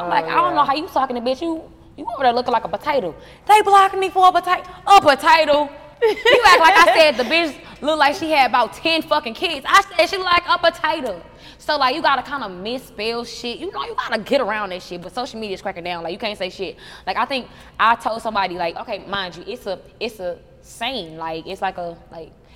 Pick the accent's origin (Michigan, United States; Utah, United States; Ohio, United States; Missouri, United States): Missouri, United States; St. Louis; I'm from the Lou